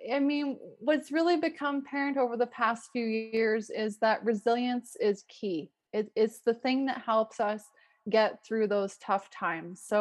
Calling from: Calgary, Alberta, Canada; Yeah, I am called in from Calgary, Alberta, Canada. So it's in Western Canada.

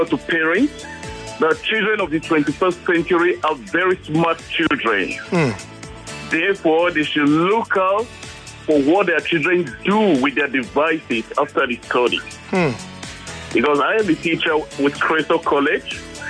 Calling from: Gbetu Awoyaya, Lagos, Nigeria; I'm calling from Gbetu Awoyaya.

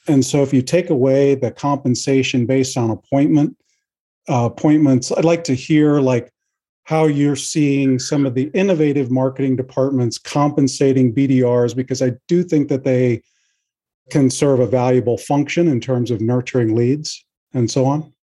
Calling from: Kansas City, Missouri, United States; I'm also calling from Kansas City.

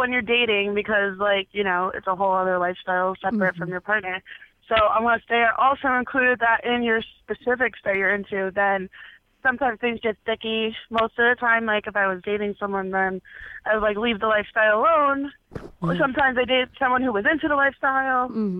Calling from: New York, United States; calling from New York.

